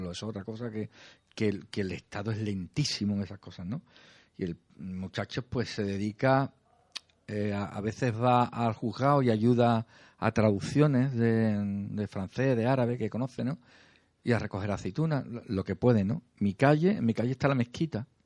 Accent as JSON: {"language": "Spanish", "town": "Jerez", "region": "Andalusia", "country": "Spain", "tie": "born there", "said": "pero soy cristiano porque nací en Jerez."}